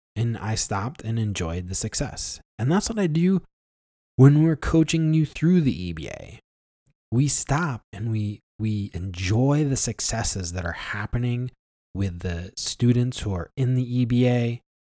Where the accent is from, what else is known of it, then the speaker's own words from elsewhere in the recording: Ilion, New York, United States; the hometown of Ilion, New York, where I grew up